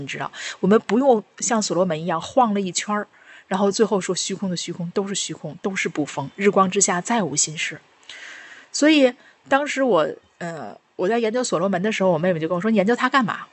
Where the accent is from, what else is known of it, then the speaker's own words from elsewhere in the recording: China; 我们中国人用的这些